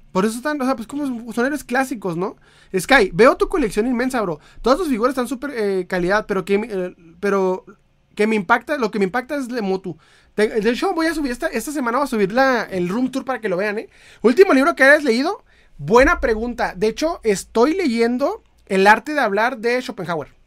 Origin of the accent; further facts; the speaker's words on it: Chiapas, Mexico; born there; now in Monterrey, Mexico; yo nací en Chiapas y no hay nada que tianguis, no hay de tianguis. Cuando vine a, a, vivir a Monterrey me asombré de todo esto.